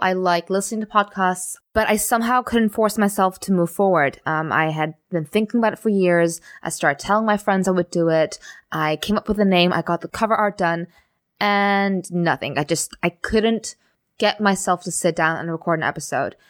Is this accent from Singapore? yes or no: yes; Singapore; moved away as an adult; also born or lived in Amsterdam / Germany; I grew up in Singapore